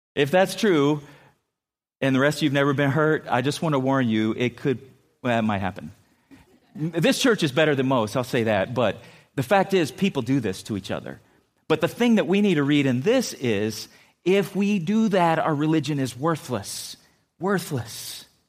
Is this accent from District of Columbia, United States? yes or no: no; San Diego, California, United States; moved away; also born or lived in Minnesota; I grew up in San Diego